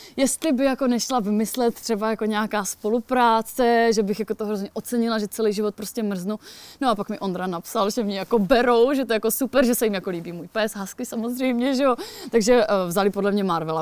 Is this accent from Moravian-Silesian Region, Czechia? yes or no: yes; near the Beskids, Moravian-Silesian Region, Czechia; moved away; pocházím kousíček jako od Beskyt